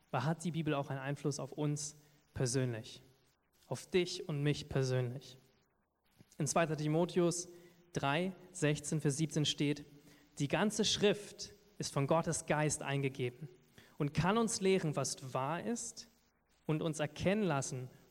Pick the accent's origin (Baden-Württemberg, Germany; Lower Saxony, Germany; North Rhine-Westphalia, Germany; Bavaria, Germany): Lower Saxony, Germany; accent: Berlin accent; now in Berlin, Germany; weil ich komme ja aus Niedersachsen, wo man das Hochdeutsch spricht. Ich habe schon langsam so ein bisschen berlinerischen Akzent, merke ich hier und da.